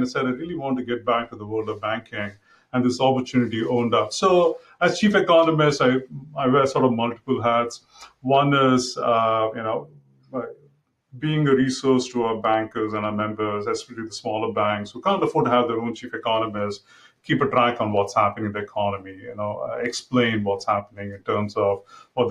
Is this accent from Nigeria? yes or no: no; Mumbai, Maharashtra, India; moved away as an adult; now in United States; I grew up in Mumbai, it used to be called Bombay then